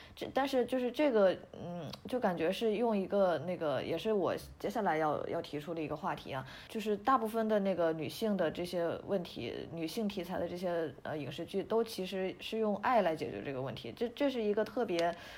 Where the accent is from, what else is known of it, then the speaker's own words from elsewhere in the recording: Shandong, China; 因为我是山东人嘛